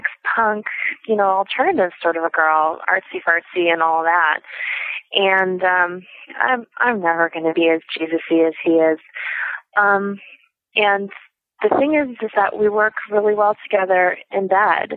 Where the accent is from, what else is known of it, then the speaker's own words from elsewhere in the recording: Pennsylvania, United States; I'm from Pennsylvania